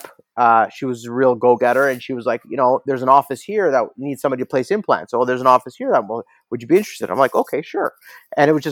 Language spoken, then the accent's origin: English; Toronto, Ontario, Canada; I was born in Toronto. My parents are from Kiev, Ukraine